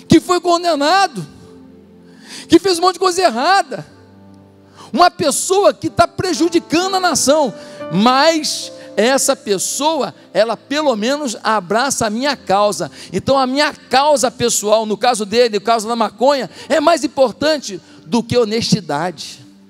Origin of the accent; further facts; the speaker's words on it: Brazil; Nós somos brasileiros